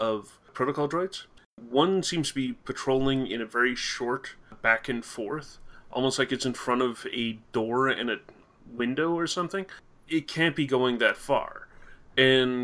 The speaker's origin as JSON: {"language": "English", "country": "Canada", "said": "I'm Canadian"}